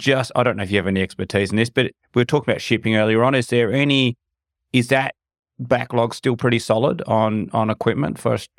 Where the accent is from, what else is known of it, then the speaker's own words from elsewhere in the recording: Australia; Yeah, so as Australian, probably I'd say the US, I'd be in a similar position.